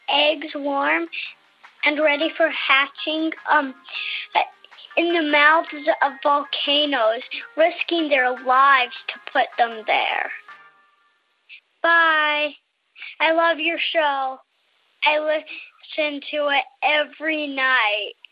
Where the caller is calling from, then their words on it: Palo, Ohio, United States; from Palo, Ohio, and I'm 10.